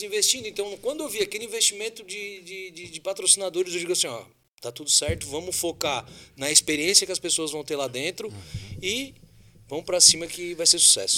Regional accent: Siderópolis, Santa Catarina, Brazil; é a minha raiz, né? Eu nasci em Siderópolis

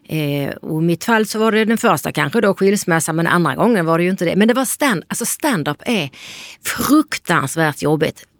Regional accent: Lund, Skåne, Sweden; Vi är ju från Lund båda två

